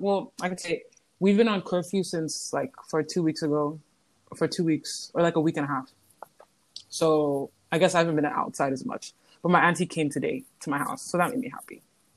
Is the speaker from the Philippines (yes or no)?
no; Anambra, Nigeria; also born or lived in Lagos State; now in Lagos, Nigeria; I'm from Anambra State, which is in like southeastern Nigeria, but I'm currently in Lagos State, which is in the southwest.